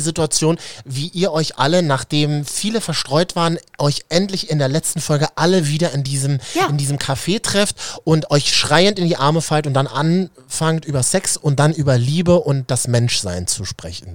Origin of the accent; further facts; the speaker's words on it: Berlin, Germany; Ich bin ja in Berlin-Neukölln zur Schule gegangen